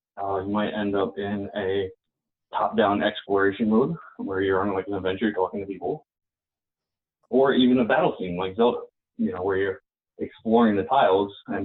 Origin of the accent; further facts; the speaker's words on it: New York, United States; I'm a New Yorker